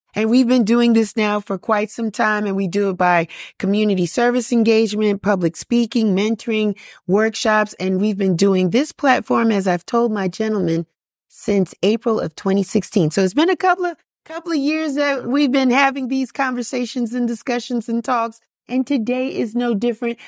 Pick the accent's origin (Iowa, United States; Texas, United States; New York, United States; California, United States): New York, United States; New York City; I'm a Bronx girl